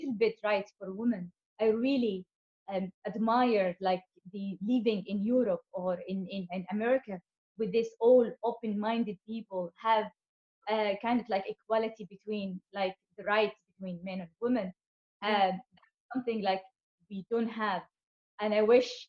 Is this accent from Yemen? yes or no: yes; Yemen; moved away; Growing up in Yemen